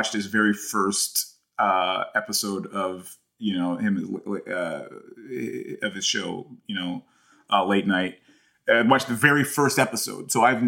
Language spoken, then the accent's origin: English; United States; I'm more American.